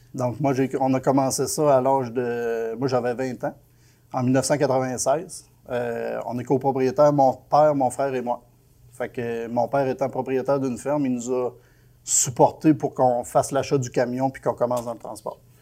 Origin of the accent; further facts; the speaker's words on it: Quebec, Canada; moi je viens du Lac-Saint-Jean